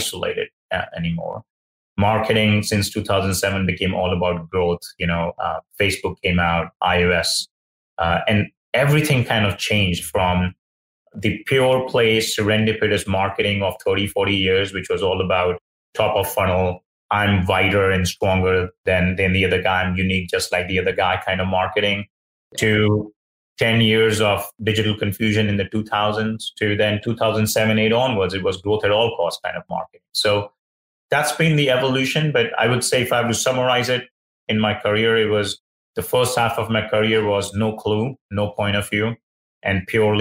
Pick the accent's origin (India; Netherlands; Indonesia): India; moved away; I grew up in India